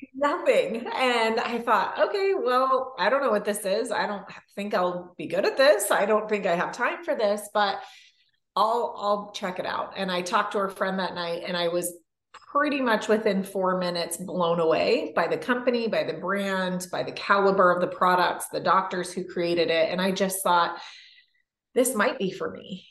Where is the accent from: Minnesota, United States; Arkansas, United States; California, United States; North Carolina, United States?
California, United States; moved away as an adult; also born or lived in Canada; I grew up in California